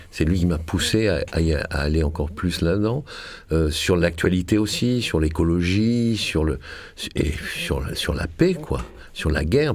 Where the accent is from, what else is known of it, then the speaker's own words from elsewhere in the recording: Marseille, Provence-Alpes-Côte d'Azur, France; moved away; je suis de Marseille, euh, et je suis parti de Marseille